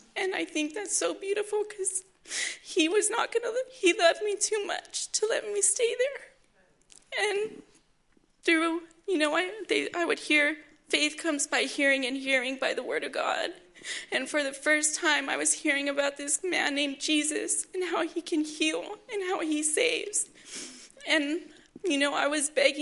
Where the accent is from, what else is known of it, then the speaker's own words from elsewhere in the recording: Oxnard, California, United States; I'm from Oxnard, California. I'm 25 years old, and I grew up in a good home